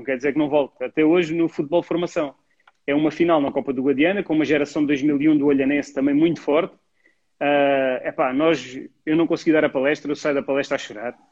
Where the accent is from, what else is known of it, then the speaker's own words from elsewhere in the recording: Mértola, Beja District, Portugal; O primeiro foi o Mértola Cup, em Mértola, porque eu sou de Mértola.